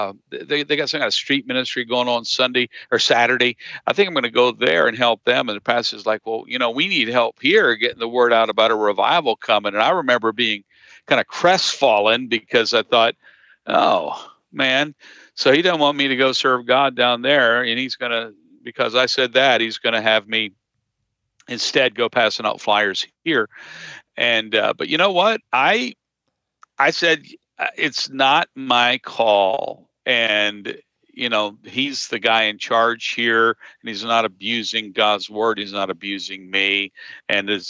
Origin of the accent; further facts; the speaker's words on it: Harrisburg, Pennsylvania, United States; I grew up in the Harrisburg area